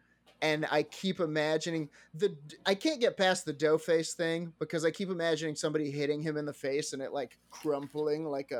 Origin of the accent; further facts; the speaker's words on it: Scotland, United Kingdom; I'm from Scotland